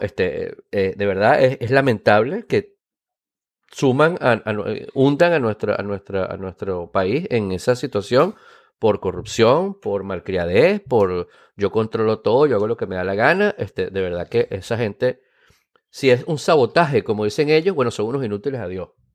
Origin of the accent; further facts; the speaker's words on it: Venezuela; moved away; soy venezolano